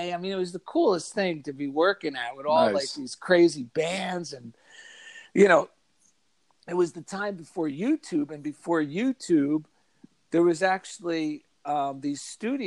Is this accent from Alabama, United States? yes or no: no; Clifton, New Jersey, United States; I grew up in New Jersey. I grew up in a small, not too small, but Clifton, New Jersey